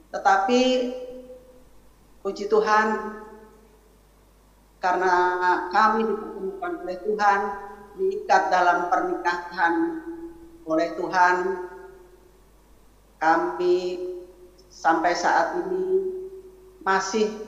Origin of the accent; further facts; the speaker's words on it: Java, Indonesia; kami dari latar belakang yang berbeda saya dari Jawa sedangkan suami saya adalah dari suku Batak